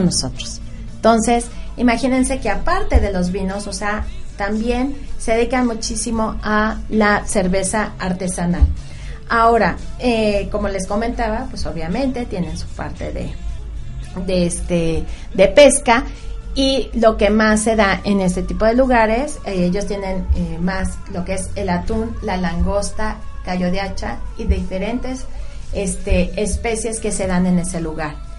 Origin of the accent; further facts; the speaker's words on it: Mexico; yo, yo soy de México